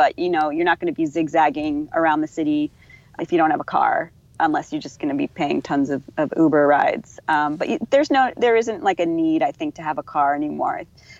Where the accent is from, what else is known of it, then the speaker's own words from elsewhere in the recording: Northeast, United States; now in Surfside, United States; Well, just to clarify, I'm not a native, but I've been here like for like 12 years and I grew up in the Northeast.